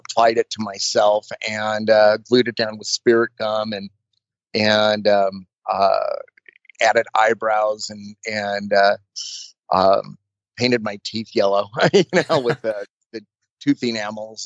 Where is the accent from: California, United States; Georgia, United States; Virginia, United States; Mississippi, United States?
California, United States; Burbank; growing up in Burbank in like the late 60s and early 70s, everybody knew everybody